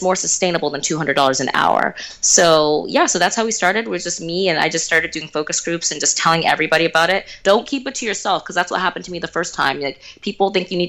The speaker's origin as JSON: {"language": "English", "town": "Houston", "region": "Texas", "country": "United States", "tie": "born or raised there", "said": "I was born in Houston, Texas"}